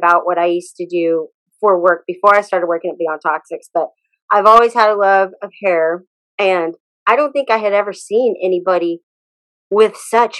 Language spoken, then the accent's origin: English; Abilene, Texas, United States; we met at school, Lincoln Middle School, Abilene, Texas